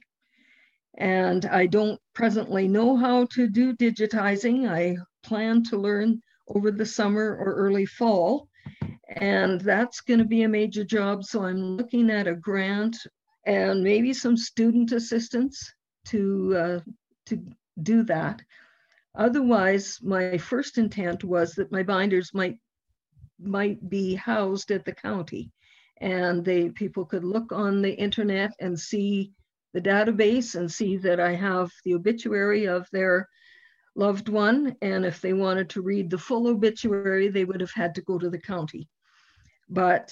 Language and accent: English; Youngstown, Alberta, Canada; I was at my hometown's centennial. That's the Youngstown, Alberta.